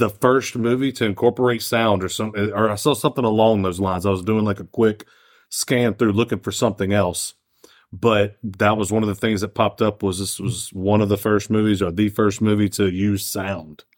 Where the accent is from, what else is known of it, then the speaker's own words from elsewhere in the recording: United States; We're fucking American